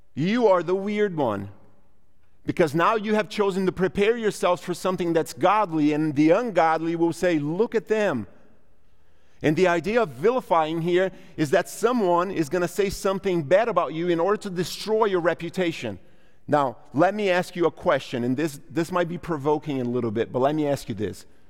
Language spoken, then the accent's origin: English; Brazil; now in United States; I'm a Brazilian by bir-, birth. I'm an American by paperwork